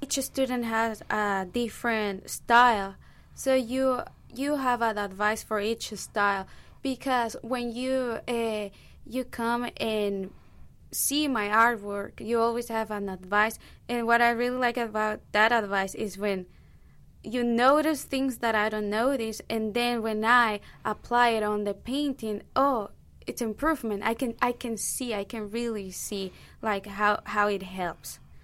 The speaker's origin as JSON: {"language": "English", "country": "Nicaragua", "second_language": "English", "moved": "as an adult", "lives_now": "United States", "said": "I'm from Nicaragua"}